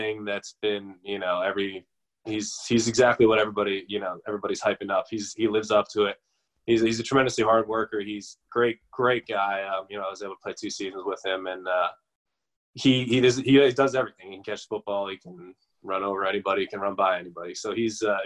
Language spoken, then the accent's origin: English; New Jersey, United States